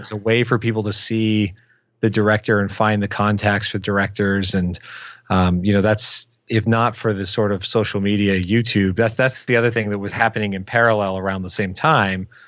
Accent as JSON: {"language": "English", "town": "Windsor", "region": "Ontario", "country": "Canada", "tie": "born or raised there", "said": "I grew up in Windsor, Ontario, Canada, which, for point of reference, is across the river from Detroit, Michigan."}